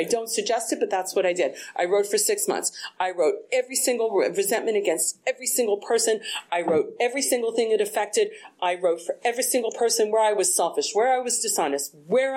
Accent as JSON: {"language": "English", "region": "East Coast", "country": "United States", "moved": "yes", "said": "I'm from the East Coast"}